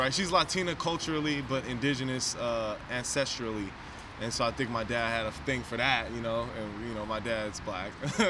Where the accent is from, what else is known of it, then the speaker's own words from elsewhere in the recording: San Francisco, California, United States; And so my story, I was born on Geary at Kaiser. And then...